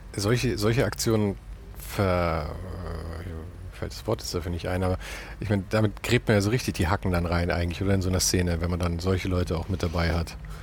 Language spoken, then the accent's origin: German; Munich, Bavaria, Germany; ich bin geborener Münchner